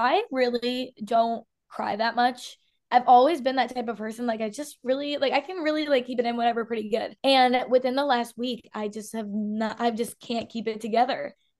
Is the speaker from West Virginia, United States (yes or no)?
no; Illinois, United States; moved away as an adult; now in Florida, United States; I am a 24-year-old hairstylist. I'm from Illinois, a little bit south of Chicago. I say I'm from Chicago. I'm not from Chicago.